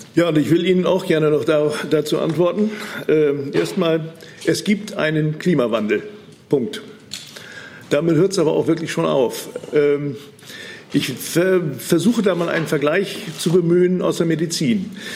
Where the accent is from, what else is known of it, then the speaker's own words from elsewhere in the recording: Bremen, Germany; bei uns in Bremen